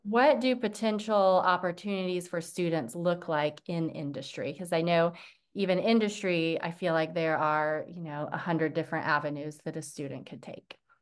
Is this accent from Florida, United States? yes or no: yes; near Tampa, Florida, United States; now in Jacksonville, United States; I'm in Jacksonville, um, but grew, grew up very close to Tampa